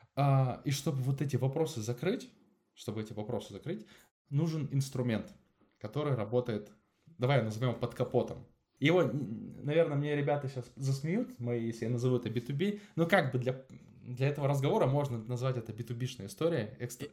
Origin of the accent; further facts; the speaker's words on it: Angarsk, Irkutsk Oblast, Russia; moved away; also born or lived in Moscow; я сам из Ангарска